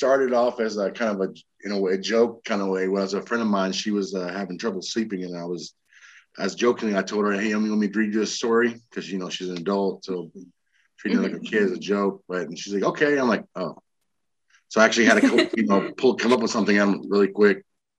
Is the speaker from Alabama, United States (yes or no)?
no; Texas, United States; also born or lived in Illinois / Arizona; I was born in Illinois, raised in all over Texas and Arizona. I was an Air Force brat, and I joined the Army.